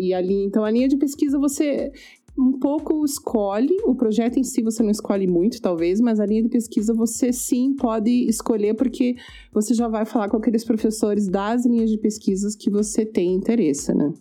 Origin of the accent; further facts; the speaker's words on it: Brazil; moved away as an adult; now in Canada; a gente como brasileiro